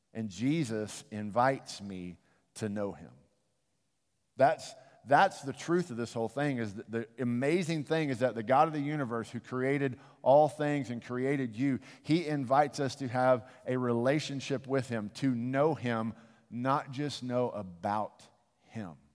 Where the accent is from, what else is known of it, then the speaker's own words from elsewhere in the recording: United States; I love my country